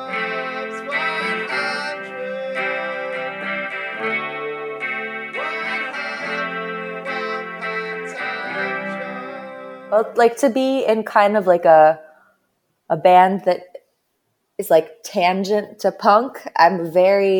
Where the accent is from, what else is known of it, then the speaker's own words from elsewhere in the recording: Stavanger, Rogaland, Norway; I'm from Stavanger, which is like on the West Coast.